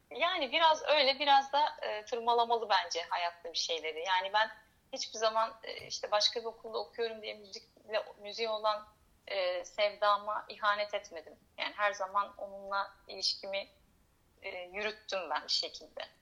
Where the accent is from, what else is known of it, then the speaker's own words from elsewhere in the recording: Izmir, Turkey; moved away as an adult; also born or lived in Istanbul; now in Greece; İzmir'de doğdum. İzmir'de büyüdüm. 18 yaşında e, İstanbul'a gittim